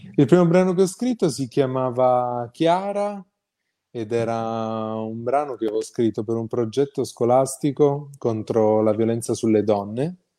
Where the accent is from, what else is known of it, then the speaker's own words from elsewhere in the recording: Calabria, Italy; io sono calabrese